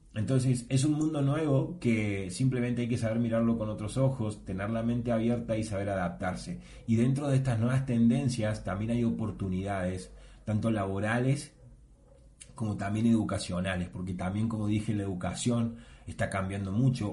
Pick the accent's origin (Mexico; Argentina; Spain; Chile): Argentina; yo soy de Argentina